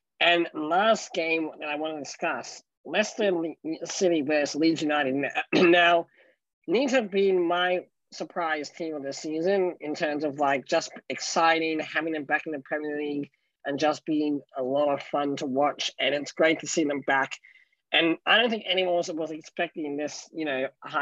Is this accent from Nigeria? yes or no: no; Australia; I'm Australian